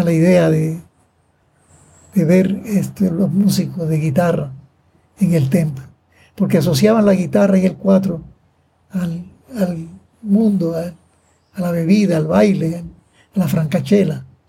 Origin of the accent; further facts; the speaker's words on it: Manatí, Puerto Rico; yo nací el 6 de abril de 1931, aquí en Manatí, en la cantera de Manatí